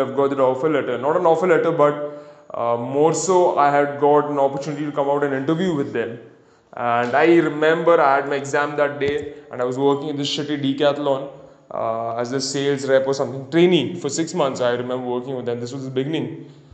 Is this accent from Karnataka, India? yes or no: no; Pune, Maharashtra, India; my neighborhood and my hometown